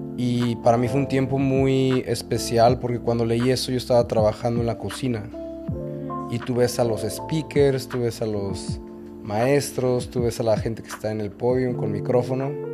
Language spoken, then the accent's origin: Spanish; León, Guanajuato, Mexico; now in Mazatlán, Mexico; Yo soy de México, nacido en León, Guanajuato, y criado en León, Guanajuato